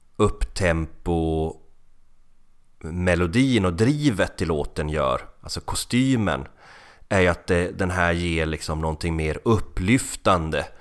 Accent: Finland; Jag är finne

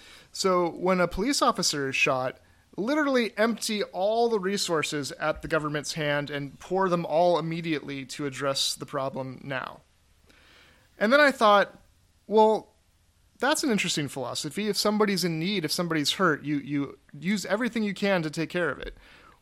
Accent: the South, United States; I'm a Southerner, true and true.

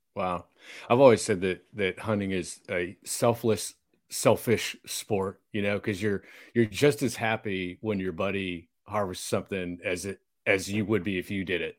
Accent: Texas, United States; a couple Texas boys

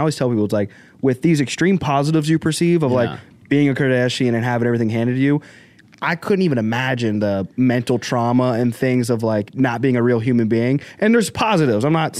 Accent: Arkansas, United States; born there; All right, I was born in Arkansas, so I don't know if that's

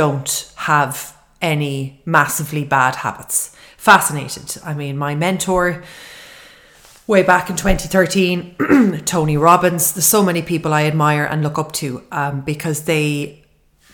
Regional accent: Ireland; everybody growing up in Ireland

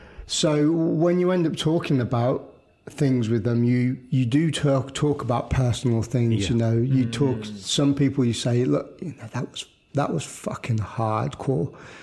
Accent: United Kingdom; I think as a British population and as a British culture, we are very reserved in ourselves anyway.

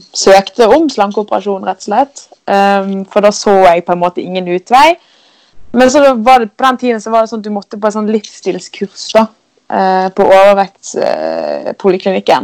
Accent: Askøy, Vestland, Norway; kommer jeg fra fra Askøy som ligger rett utenfor Bergen.

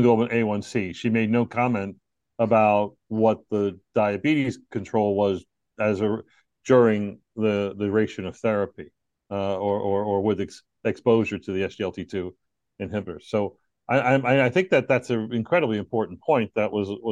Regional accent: New York, United States; moved away as an adult; also born or lived in Texas; I'm from New York

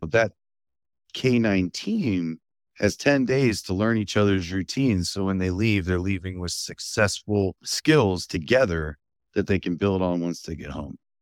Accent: Fredericksburg, Virginia, United States; also born or lived in Culpeper; that led us to the Fredericksburg area, where I grew up

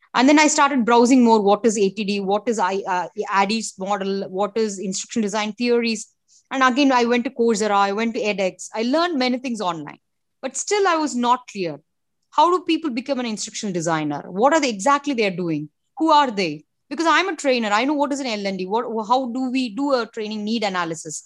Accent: India; I'm from India

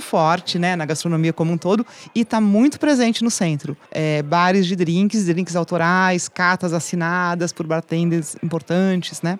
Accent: Cordeirópolis, São Paulo, Brazil; also born or lived in Campinas / London / Washington / Brasília; now in São Paulo, Brazil; nasci em Coderópolis, estudei em Campinas e vim para São Paulo nos anos 90

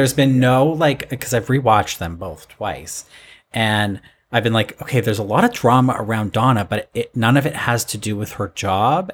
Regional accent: Toronto, Ontario, Canada; also born or lived in Alberta; I'm Canadian

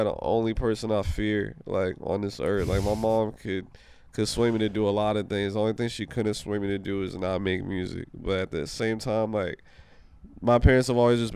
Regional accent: Maryland / D.C., United States; also born or lived in Washington, D.C. / Panama (family ancestry); now in Los Angeles, United States; I'm a Maryland D.C. nigga till I'm in the grave

